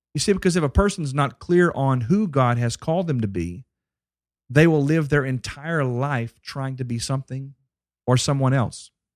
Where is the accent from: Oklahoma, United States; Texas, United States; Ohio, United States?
Texas, United States; Dallas; my hometown